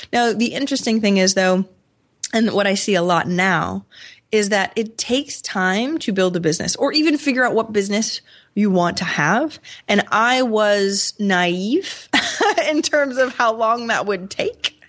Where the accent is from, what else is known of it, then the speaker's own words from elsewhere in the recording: Maine, United States; moved away; also born or lived in Rochester, New York; I'm from Maine, so a super small town